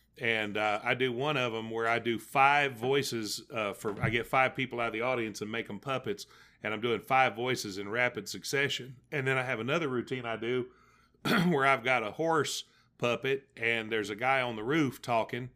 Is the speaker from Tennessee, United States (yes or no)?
yes; Tennessee, United States; I'm from Tennessee.